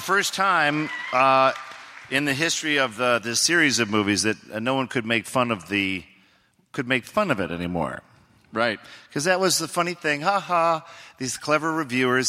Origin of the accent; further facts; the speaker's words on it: Oregon, United States; I'm from Oregon